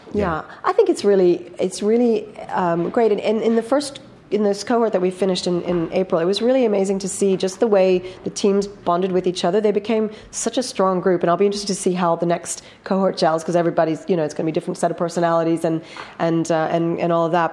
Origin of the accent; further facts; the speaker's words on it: United States; moved away as an adult; now in London, United Kingdom; being American in in London in the tech scene